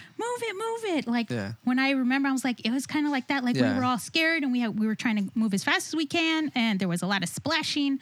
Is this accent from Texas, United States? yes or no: yes; South Texas, United States; I'm from South Texas, and I'm Ray's cousin